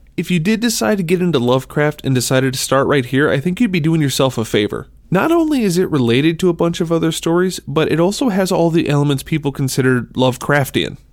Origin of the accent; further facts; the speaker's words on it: Minnesota, United States; I'm from Minnesota